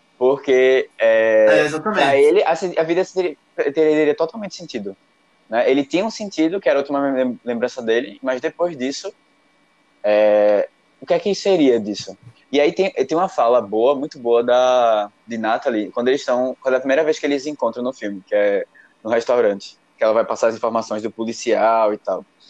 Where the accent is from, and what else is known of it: Recife, Pernambuco, Brazil